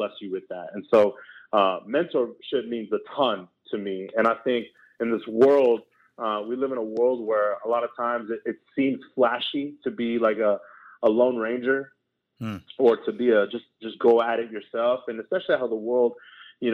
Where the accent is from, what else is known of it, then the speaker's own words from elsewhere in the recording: Houston, Texas, United States; moved away as an adult; I was born in Houston, Texas, came from Southwest Houston.